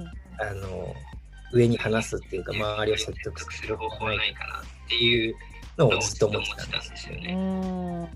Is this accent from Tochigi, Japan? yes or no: yes; Tochigi, Japan; moved away; also born or lived in Denmark / Tokyo; 今僕実家栃木にある